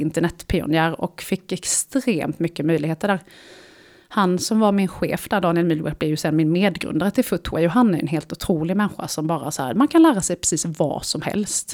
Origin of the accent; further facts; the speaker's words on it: Småland, Sweden; jag kommer från Småland, så hela svaret på din fråga är Småland.